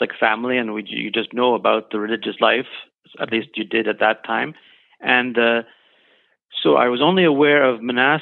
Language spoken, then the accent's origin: English; Canada; also born or lived in Germany; now in British Columbia, Canada; I was born in Germany, but we moved to Canada when I was young